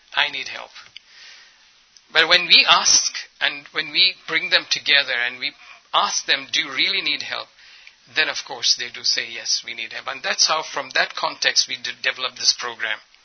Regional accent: Ethiopia; also born or lived in India; I'm culturally and ethnically, ethnically an Indian, but I grew up in Ethiopia

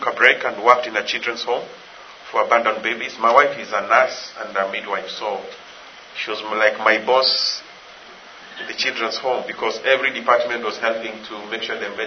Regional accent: Kenya; I'm from Kenya.

